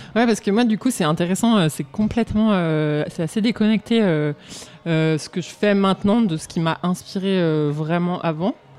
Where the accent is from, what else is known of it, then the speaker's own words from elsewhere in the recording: Romans-sur-Isère, Auvergne-Rhône-Alpes, France; also born or lived in Valence; je suis née à Romans-sur-Isère, donc pas très loin d'ici, que j'ai grandi